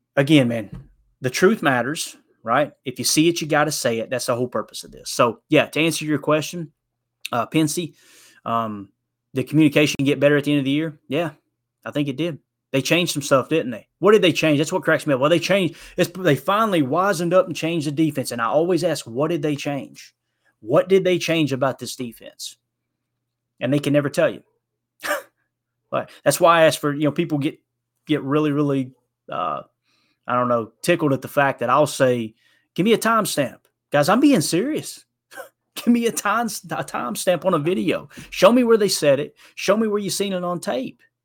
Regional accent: Kentucky, United States; accent: country singer; moved away; We were both born and raised in Kentucky

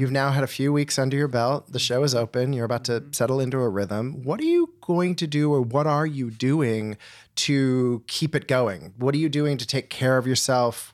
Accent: Winnetka, Illinois, United States; I'm from Winnetka

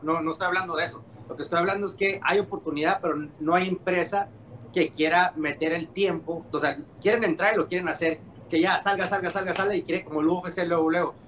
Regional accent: Mexico; yo soy mexicano

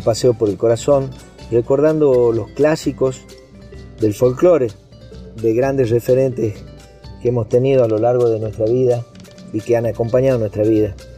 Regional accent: Tucumán, Argentina; de la Junta, de acá de Tucumán

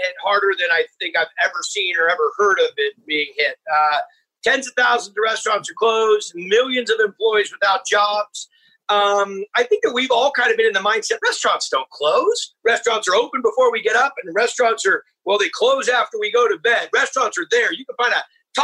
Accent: Humboldt, Northern California, United States; I grew up in Northern California. I'm in Northern California now between Sonoma and Napa, but I grew up in a little area called Humboldt, which is almost at the Oregon border

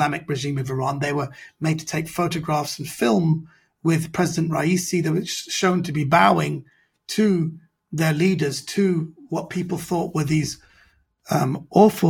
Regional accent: London, United Kingdom; I'm a British Iranian, so I'm a minority

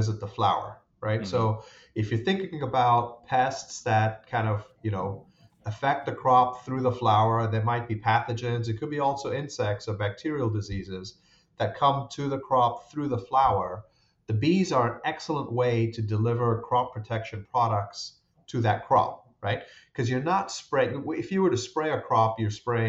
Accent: Rome, Lazio, Italy; moved away; I grew up in Rome in Italy. My dad worked at the FAO, Food and Agriculture okay. Organization, for a number of years.

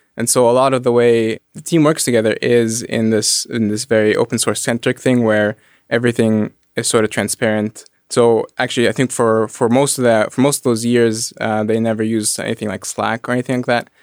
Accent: Egypt; moved away; I grew up in Egypt. I grew up around the pyramids

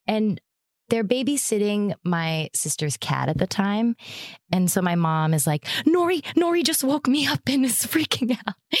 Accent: Erie, Pennsylvania, United States; moved away; also born or lived in Chicago; I'm from Erie, Pennsylvania

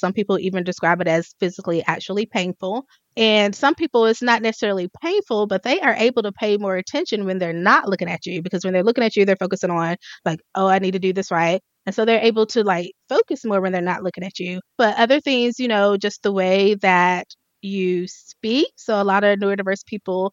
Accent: the South, United States; I'm from the South. I say y'all.

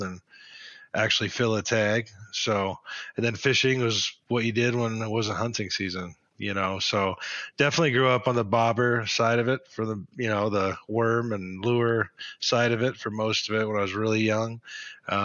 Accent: Great Falls, Montana, United States; also born or lived in Red Lodge, Montana; Born and raised in Montana, born in Great Falls, Montana, and then in eighth grade went to Red Lodge, Montana, and lived the mountain town life

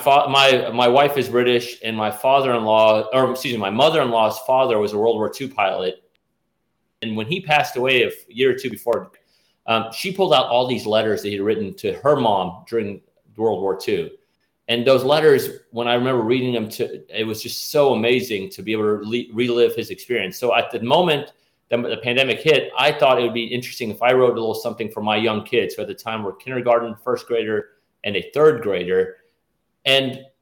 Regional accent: Nashville, Tennessee, United States; accent: Southern Persian; I grew up in Nashville, that I was one of these locals.

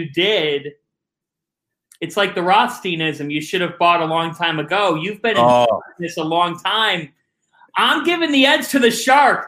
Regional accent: Westlake, Ohio, United States; I grew up on the west side of Cleveland, Ohio, a town named Westlake.

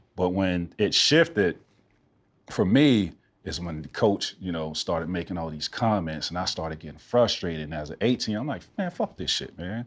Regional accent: Central Florida, United States; moved away as an adult; growing up in Central Florida

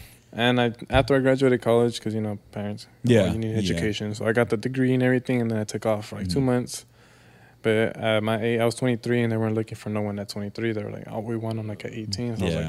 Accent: Central California, United States; I'm from Mid-Cal.

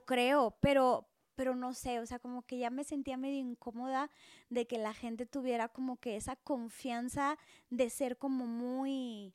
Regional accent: Monterrey, Nuevo León, Mexico; moved away as an adult; now in Mexico City, Mexico; nací en Monterrey, o sea, es una gran ciudad, por eso a veces los regios somos bien intensos

